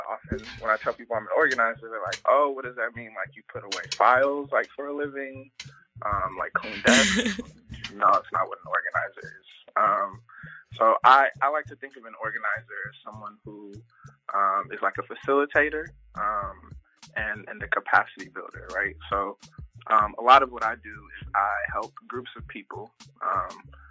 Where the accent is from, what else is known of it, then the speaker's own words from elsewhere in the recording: Togo; moved away; also born or lived in Las Vegas; I was born in Togo, in West Africa.